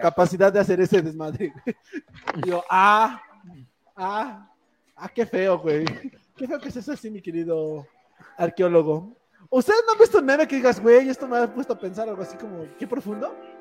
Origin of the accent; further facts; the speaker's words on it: Tlaxcala, Mexico; soy de Tlaxcala